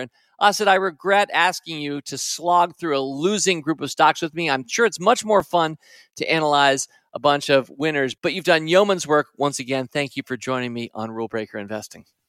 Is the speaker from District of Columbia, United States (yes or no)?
yes; Washington, District of Columbia, United States; moved away; also born or lived in North Carolina; As a Washington, D C guy, I had no regional affiliation.